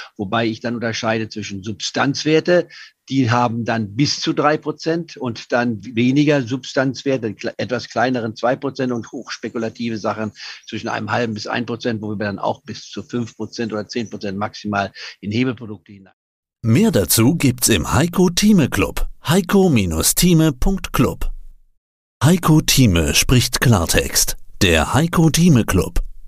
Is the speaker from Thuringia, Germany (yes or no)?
no; Leipzig, Saxony, Germany; ich bin ja in Leipzig geboren vor 78 Jahren